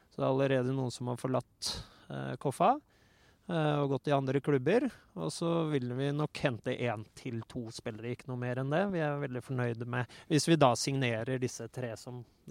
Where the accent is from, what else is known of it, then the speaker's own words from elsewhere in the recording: Oslo, Norway; jeg er oppvokst i Oslo